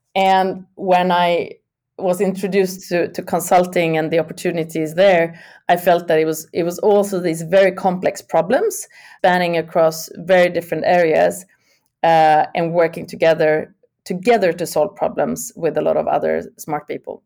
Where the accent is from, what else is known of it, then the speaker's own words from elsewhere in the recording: Sweden; I'm from originally born and raised in Sweden